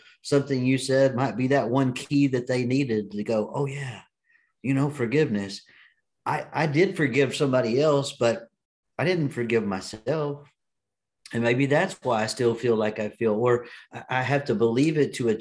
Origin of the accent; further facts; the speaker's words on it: Texas, United States; I'm in Dallas, Texas. Hey, you can tell that I'm a Texan